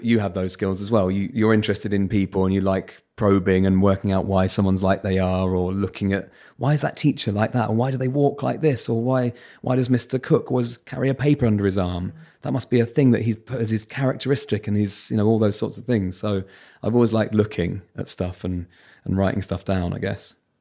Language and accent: English; Bromley, London, United Kingdom; accent: Southern; It's very normal Bromley-based childhoods